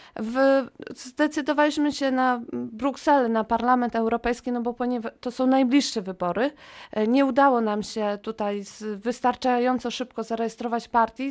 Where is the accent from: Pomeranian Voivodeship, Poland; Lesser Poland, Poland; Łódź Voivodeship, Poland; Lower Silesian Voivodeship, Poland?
Lower Silesian Voivodeship, Poland; Wrocław; jestem rodowitą wrocławianką, mieszkam tutaj